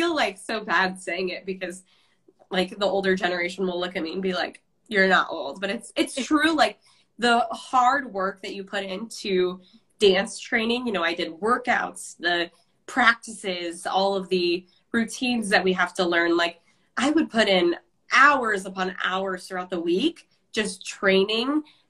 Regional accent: Iowa, United States; I'm from Iowa. And my favorite part about the state is how small it is.

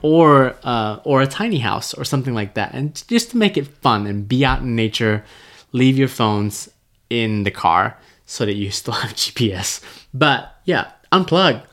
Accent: Malaysia; moved away; I was born in Malaysia. If I drove ten minutes one direction, there would be wild monkeys

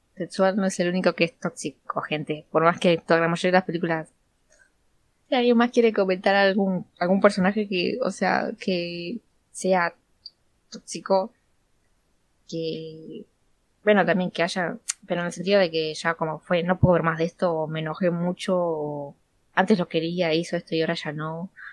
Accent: Buenos Aires, Argentina; somos todas de Argentina, de veras a ti, de Buenos Aires

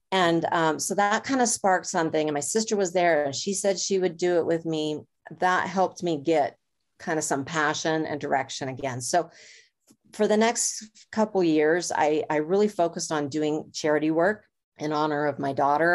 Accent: Los Angeles, California, United States; moved away; I grew up in Los Angeles

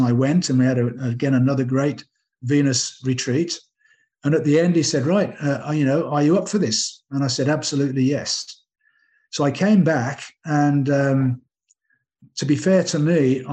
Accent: England, United Kingdom; moved away; I'm English

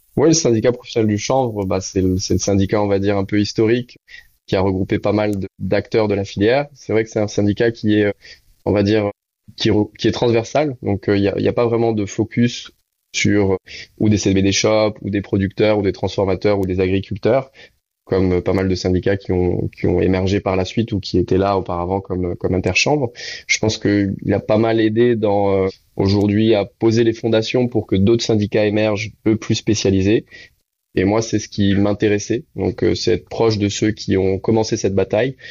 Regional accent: Réunion; moved away; also born or lived in Canada; je suis de la Réunion

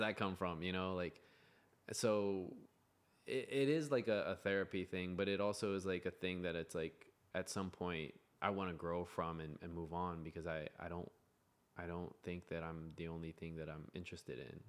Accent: United States; I'm American

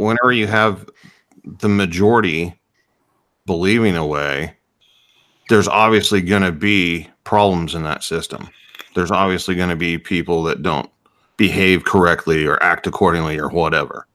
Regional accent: United States; as an American

